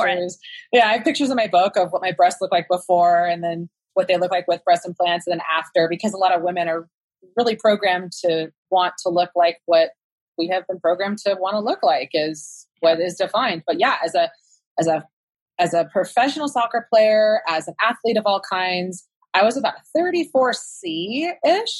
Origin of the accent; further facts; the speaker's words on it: Sacramento, California, United States; I was from Sacramento, and so I was in the Bay Area all the time